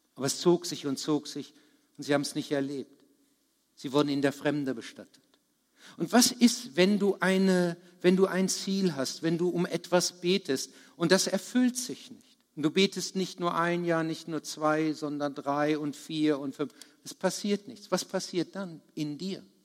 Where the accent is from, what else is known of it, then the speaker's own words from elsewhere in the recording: Bad Harzburg, Lower Saxony, Germany; Ich komme aus Bad Harzburg